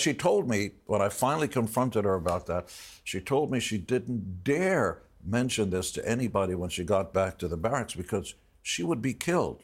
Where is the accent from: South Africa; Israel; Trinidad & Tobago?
Israel; I was born in Israel.